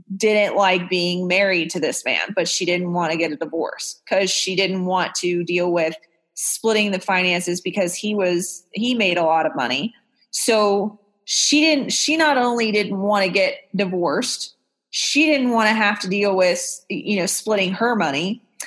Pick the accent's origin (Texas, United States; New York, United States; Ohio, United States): Texas, United States; moved away; also born or lived in Orange County, California; I grew up in Texas